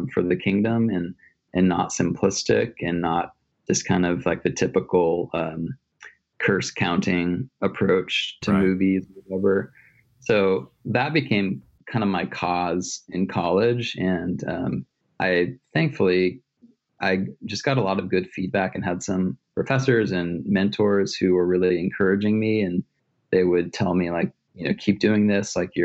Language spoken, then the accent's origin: English; Kansas City, United States; now in Southern California, United States; I'm from Kansas City originally